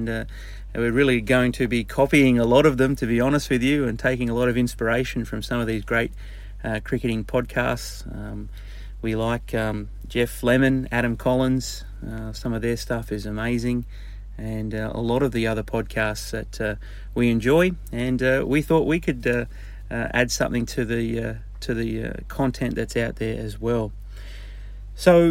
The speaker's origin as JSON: {"language": "English", "town": "Newcastle", "region": "New South Wales", "country": "Australia", "said": "We're both from Newcastle"}